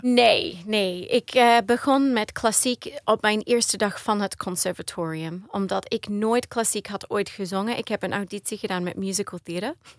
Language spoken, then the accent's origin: Dutch; Australia; Dutch is a second language; also born or lived in Maastricht, Netherlands; ik ben geboren in Australië, maar mijn ouders die zijn allebei Nederlands.